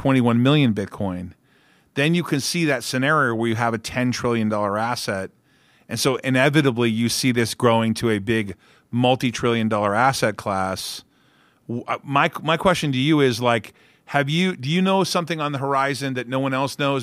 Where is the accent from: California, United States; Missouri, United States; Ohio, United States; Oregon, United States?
California, United States; Orange County; I grew up in Orange County.